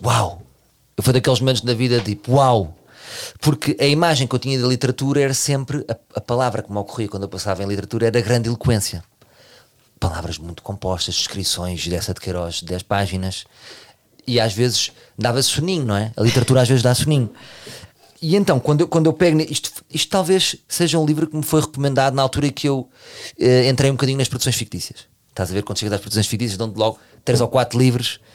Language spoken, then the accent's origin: Portuguese; Portugal